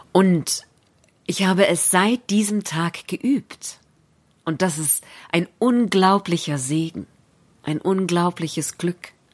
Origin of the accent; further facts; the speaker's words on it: Berlin, Germany; In Berlin, da wo ich herkomme, würde man sagen JWD